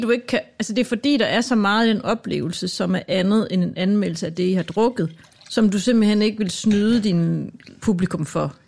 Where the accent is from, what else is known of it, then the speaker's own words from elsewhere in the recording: Southern Jutland, Southern Denmark, Denmark; accent: Jutlandic; jeg er jo vokset op langt ude på landet i Sønderland